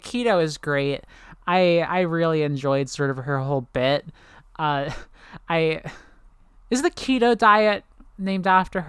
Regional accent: Canada; He was an American hero. I'm sorry, I'm Canadian.

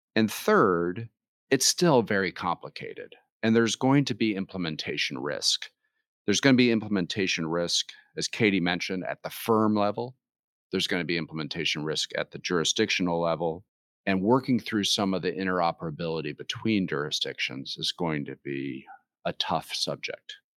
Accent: United States; those of us who grew up in the United States

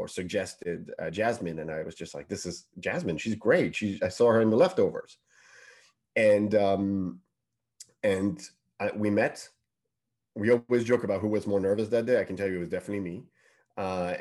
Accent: Paris, Île-de-France, France; English is a second language; moved away as an adult; now in United Kingdom; English is not my first language. You know, I'm born and bred in Paris.

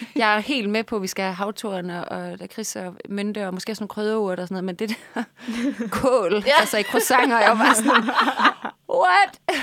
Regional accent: Vejle, Southern Denmark, Denmark; Jeg er fra Vejle

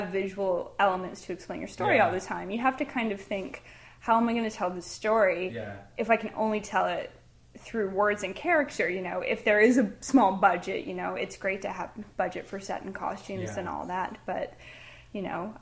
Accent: Oakville, Ontario, Canada; I was born and raised in Oakville

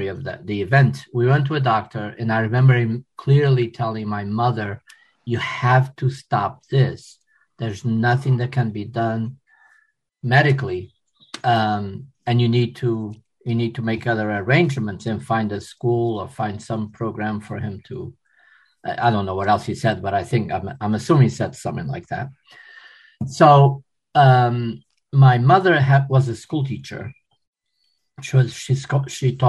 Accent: Portugal; also born or lived in Philadelphia, United States; now in United States; I was born in Portugal

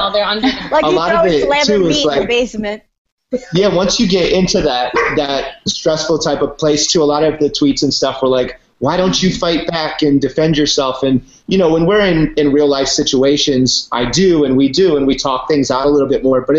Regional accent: Virginia, United States; also born or lived in Washington, D.C.; Um, yeah, I'm from Virginia. I was born in D.C. and then I moved out. My parents moved us to the woods of Virginia, and I grew up riding horses and skiing

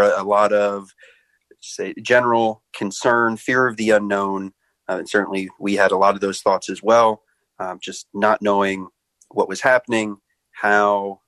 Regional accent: Annapolis, Maryland, United States; moved away; also born or lived in Alexandria, Virginia; I grew up in Annapolis, Maryland.

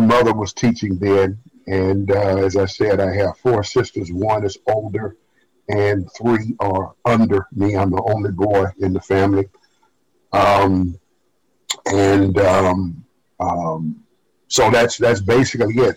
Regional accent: Birmingham, Alabama, United States; moved away as an adult; also born or lived in Montgomery, Alabama; I was raised in Birmingham, in segregated Birmingham

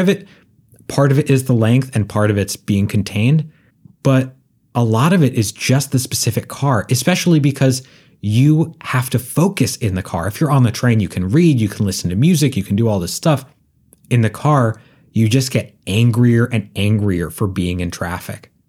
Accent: Northeast, United States; I grew up in the Northeast

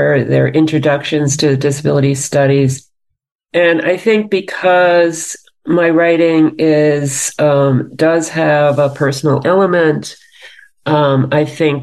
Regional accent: New York City, New York, United States; I grew up in New York City

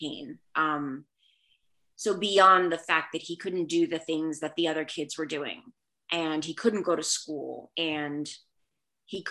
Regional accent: Washington, District of Columbia, United States; first language Spanish; English is a second language; moved away as an adult; also born or lived in North Carolina / Providence, Rhode Island / Boston, Massachusetts / Brooklyn, New York; now in Baltimore, United States; I was born in Washington, D.C. I then lived in North Carolina and then back in Washington, D.C. And I lived there until I graduated from high school

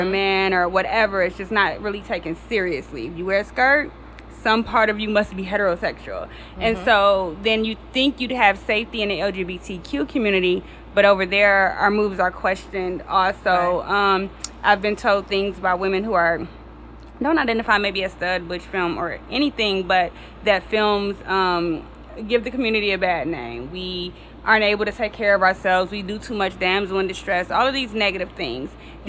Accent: Detroit, Michigan, United States; also born or lived in Kansas City; I am from Detroit, born and raised

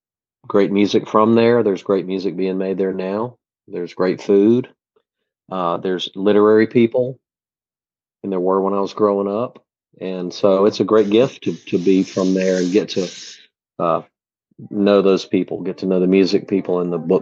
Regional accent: Mobile, Alabama, United States; moved away as an adult; now in Nashville, United States; and also I grew up in Mobile. So it was literally 2 hours from my parents' door to be in the city of New Orleans.

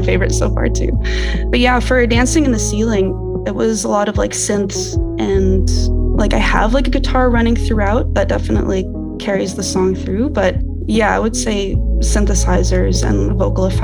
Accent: Kitchener-Waterloo, Ontario, Canada; So I was born and raised in Kitchener-Waterloo area in Canada

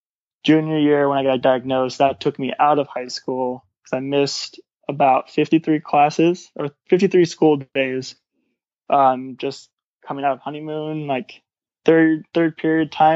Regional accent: Orange County, California, United States; my hometown is Orange County in Orange County.

